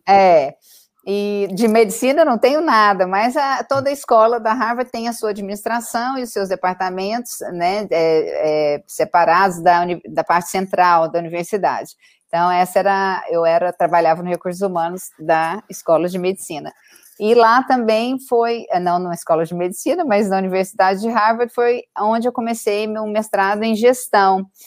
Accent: Goiânia, Goiás, Brazil; moved away as an adult; also born or lived in Paris, France; now in Boston, United States; eu sou do Brasil, claro, de Goiânia, lá do centro do, do país.

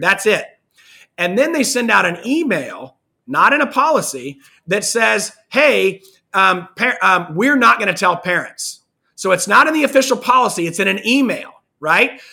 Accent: Kansas, United States; I'm from, I'm from Kansas

